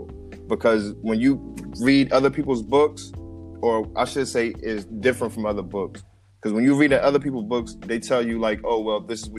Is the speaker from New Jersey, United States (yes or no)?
yes; New Jersey, United States; I am from New Jersey